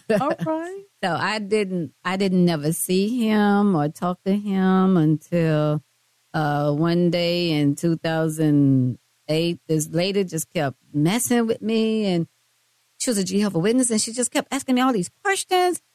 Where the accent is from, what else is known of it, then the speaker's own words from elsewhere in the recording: Mississippi, United States; moved away; I'm from Mississippi. But I've been here a long, long time